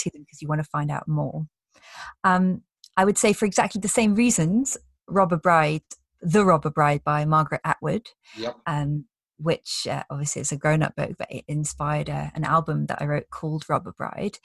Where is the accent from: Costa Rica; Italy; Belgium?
Belgium; Brussels, Brussels-Capital Region; moved away; I grew up in Belgium, in Brussels.